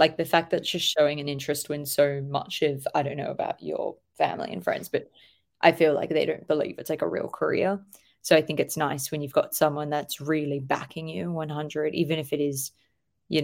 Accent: Australia

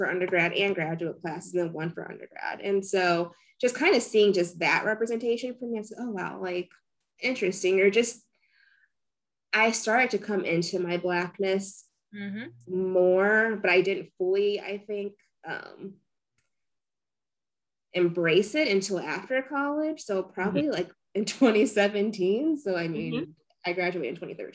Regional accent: Merrillville, Indiana, United States; I grew up in Maryville, Indiana.

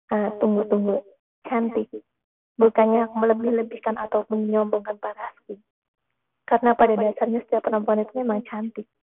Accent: Java, Indonesia; born there; walaupun aku lahir di tanah Jawa, kelas 1 SD memang iya. masa-masa yang sangat suram untukku. Aku bahkan tidak handal dalam berbicara bahasa Jawa.

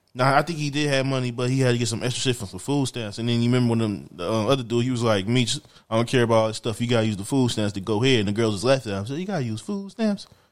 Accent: Louisiana, United States; I'm from Louisiana

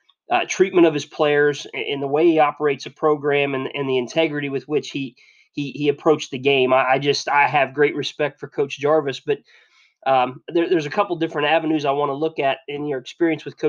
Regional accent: Northwest Ohio, United States; Northwest Ohio because that's where I'm from.

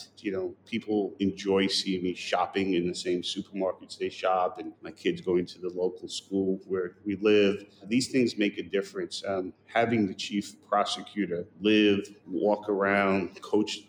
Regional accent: New York City, New York, United States; I grew up in East New York during 80s and 90s

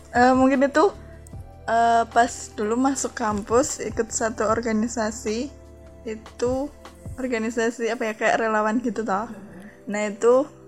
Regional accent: Boyolali, Central Java, Indonesia; dari Boyolali, Nemplak, Subokerto, Tawangrejo

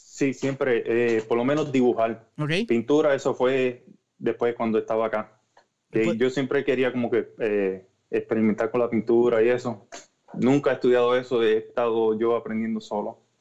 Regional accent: Orocovis, Puerto Rico; moved away; yo soy de Orocovi

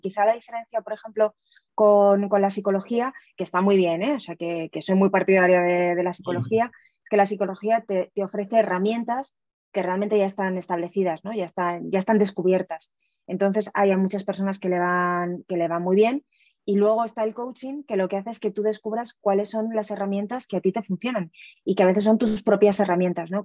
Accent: Aragon, Spain; Yo soy muy aragonesa

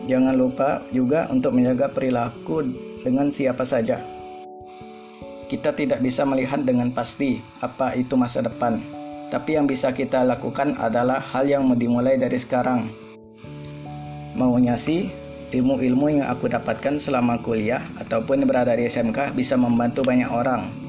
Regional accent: South Sumatra, Indonesia; Kalau aku sih gitu, lahir dan besar di Sumatera Selatan.

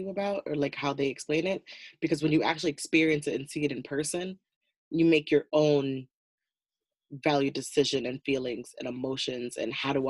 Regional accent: United States; I'm super American right now

